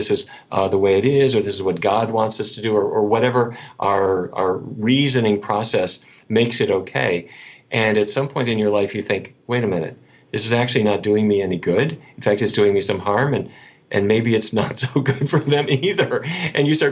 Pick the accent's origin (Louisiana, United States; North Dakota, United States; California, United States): North Dakota, United States; I grew up in North Dakota.